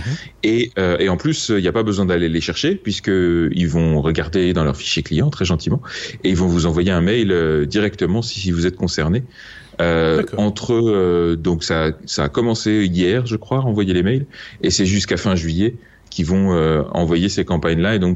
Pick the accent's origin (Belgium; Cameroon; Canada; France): France; je suis français, monsieur.